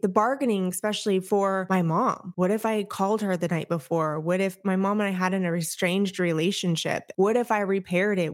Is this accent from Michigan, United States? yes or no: no; Orange County, California, United States; moved away as an adult; also born or lived in Enterprise, Alabama; now in Tampa, United States; I am Orange County at heart. I was raised, I was born and raised there, lived there for thirty years before the military decided to move us